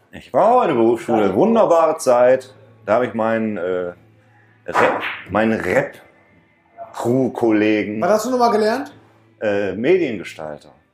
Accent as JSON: {"language": "German", "town": "Mülheim an der Ruhr", "region": "North Rhine-Westphalia", "country": "Germany", "tie": "born or raised there", "said": "weil ich halt zurückgezogen bin nach Stierum und war halt wieder da, wo ich groß geworden bin"}